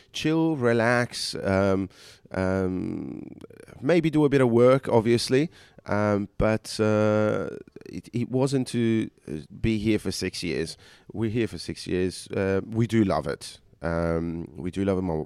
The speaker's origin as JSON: {"language": "English", "town": "Sydney", "region": "New South Wales", "country": "Australia", "moved": "as an adult", "lives_now": "United Kingdom", "said": "I'm originally from Australia"}